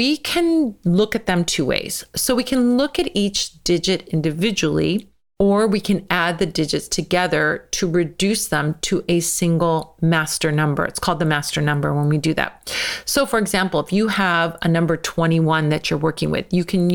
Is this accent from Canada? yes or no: no; United States; I'm American